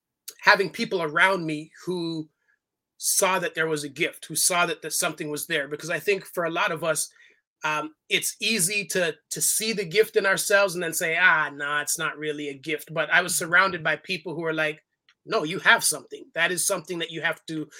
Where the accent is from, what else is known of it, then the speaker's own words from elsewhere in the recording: Toronto, Ontario, Canada; I was born in Toronto, Canada. My family is all from Jamaica. So I'm the first generation of the family born outside of the islands